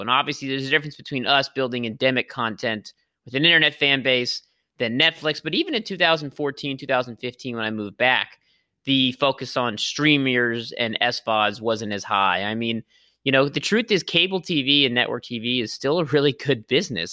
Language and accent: English; Los Angeles, California, United States; I'm from Los Angeles